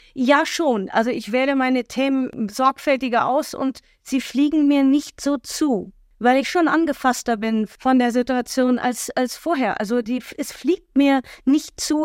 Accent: Germany; wir Deutschen

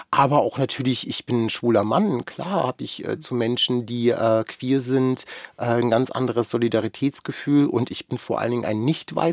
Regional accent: Germany; Also ich bin in Deutschland sozialisiert und aufgewachsen. Ich habe ganz viel deutsche Sachen

